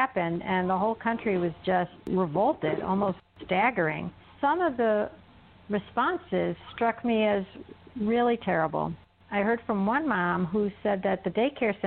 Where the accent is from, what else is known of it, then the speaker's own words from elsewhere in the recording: suburbs of Chicago, Illinois, United States; We grew up in the suburbs of Chicago